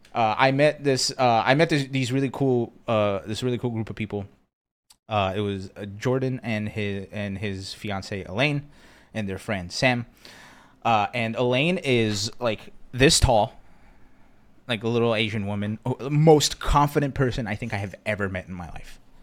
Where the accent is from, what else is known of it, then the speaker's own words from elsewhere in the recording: Brazil; moved away; I grew up in Brazil